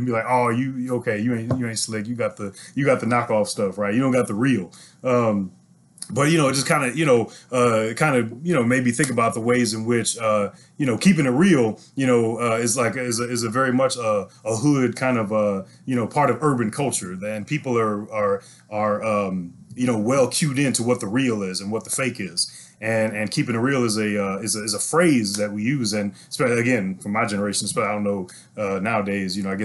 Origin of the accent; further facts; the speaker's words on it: St. Louis, Missouri, United States; now in Houston, United States; I'm originally from St. Louis, Missouri, and that's where I was born and raised.